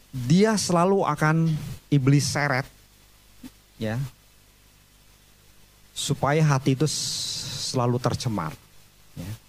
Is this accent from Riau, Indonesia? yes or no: no; Bandung, West Java, Indonesia; saya umur 4 tahun baru pindah ke Bandung. Saya besar di Bandung.